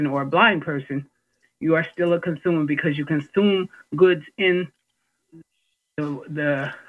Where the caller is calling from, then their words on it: Massachusetts, United States; And I'm calling from Massachusetts